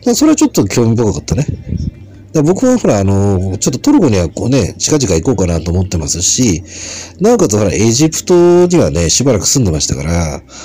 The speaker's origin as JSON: {"language": "Japanese", "town": "Shinagawa", "region": "Tokyo", "country": "Japan", "tie": "born or raised there", "said": "生まれも育ちもまあ品川なんですけども"}